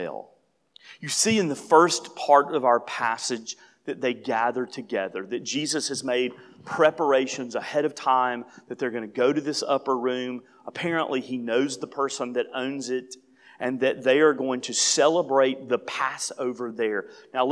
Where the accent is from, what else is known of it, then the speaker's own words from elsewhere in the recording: United States; as an American